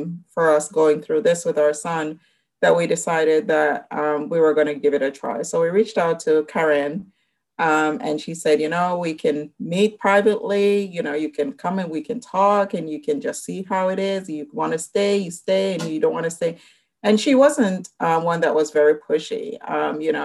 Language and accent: English; Jamaica; moved away; I'm originally from Jamaica, West Indies